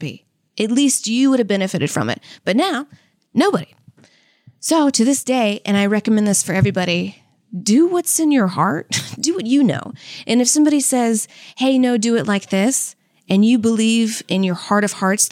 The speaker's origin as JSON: {"language": "English", "region": "Louisiana", "country": "United States", "said": "I was from Louisiana"}